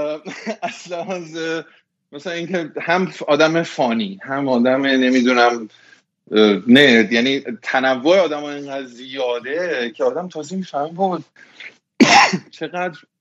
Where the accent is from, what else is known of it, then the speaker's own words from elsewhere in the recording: Tehran, Tehran Province, Iran; moved away as an adult; now in United States; توی تهران بزرگ شدم و رفتم حالا به قول شما شریف و بعدش دیگه 23 سالگی اومدم آمریکا